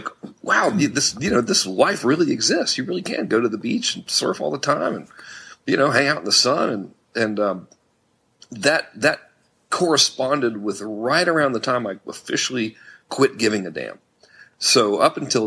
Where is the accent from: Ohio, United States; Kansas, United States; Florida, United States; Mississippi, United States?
Florida, United States; Florida Keys, United States; also born or lived in Georgia; now in California, United States; I grew up in the Florida Keys on the ocean